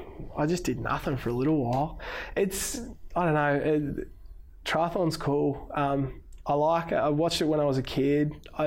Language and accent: English; Wollongong, New South Wales, Australia; I grew up in Wollongong swimming with Bugs when we were kids.